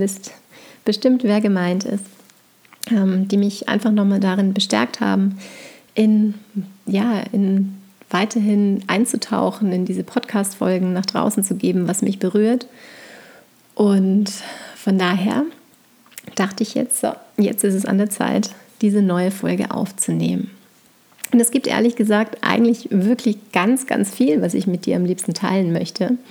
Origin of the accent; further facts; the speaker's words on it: St. Johann in Tirol, Tyrol, Austria; moved away as an adult; now in Bayreuth, Germany; Es ist ja so, dass ich eben in St. Johann in Tirol groß geworden bin. Bis zu meinem 18. Lebensjahr